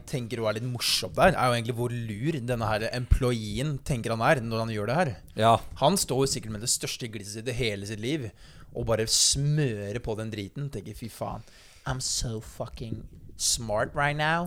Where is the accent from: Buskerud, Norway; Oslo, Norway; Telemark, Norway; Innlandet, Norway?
Telemark, Norway; Notodden; moved away; den perioden hvor jeg søkte jobb òg, hjemme i Notodden